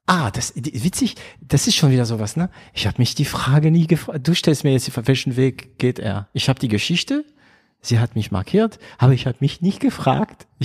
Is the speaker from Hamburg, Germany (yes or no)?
no; Baden-Württemberg, Germany; ich bin Schwabe. Ich wäre, ähm, ja, ich, vielleicht wäre ich lieber Badener, weil äh, ich liebe Karlsruhe, aber ich bin Schwabe, ich bin stolzer Schwabe.